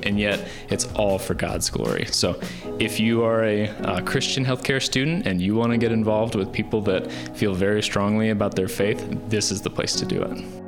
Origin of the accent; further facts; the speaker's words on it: Indiana, United States; I'm from Indiana.